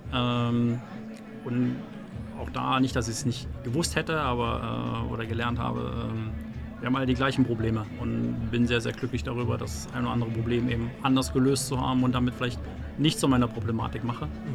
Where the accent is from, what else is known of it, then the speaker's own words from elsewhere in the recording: Zittau, Saxony, Germany; bin gebürtiger Sachse, äh, Ostsachse, um genau zu sein, gebürtig in Zittau.